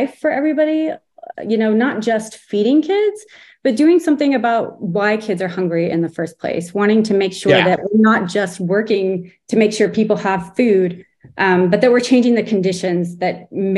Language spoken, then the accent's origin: English; Southern California, United States; I was born and raised in Southern California, so food was all around me as a kid